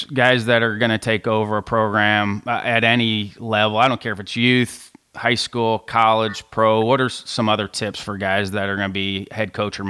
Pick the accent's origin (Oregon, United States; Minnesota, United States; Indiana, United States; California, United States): Indiana, United States; Southern; I grew up in Southern Indiana.